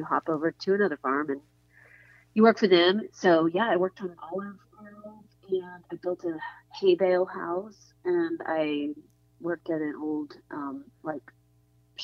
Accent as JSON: {"language": "English", "town": "Midland", "region": "Texas", "country": "United States", "tie": "born or raised there", "also_born_or_lived": "Santa Barbara, California", "moved": "as an adult", "lives_now": "Austin, United States", "said": "I grew up in West Texas, right? In a town called Midland, the oil"}